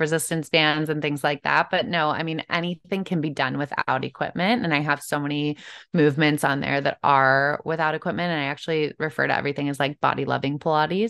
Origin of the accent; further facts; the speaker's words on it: Chicago, Illinois, United States; I'm from Chicago originally